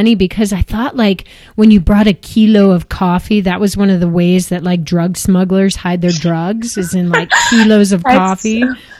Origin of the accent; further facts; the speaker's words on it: United States; Like, hey, I grew up in the States, clearly, like, you know, interesting background